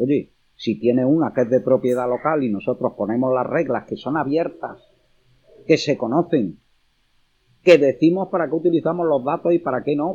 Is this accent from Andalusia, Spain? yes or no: yes; Córdoba, Andalusia, Spain; como cordobés